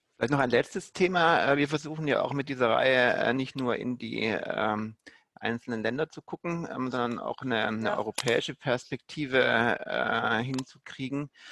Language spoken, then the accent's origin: German; Germany; bei uns in Deutschland